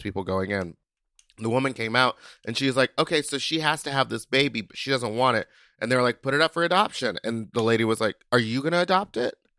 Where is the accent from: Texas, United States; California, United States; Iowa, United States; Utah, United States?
Texas, United States; I'm from the South. I'm from Texas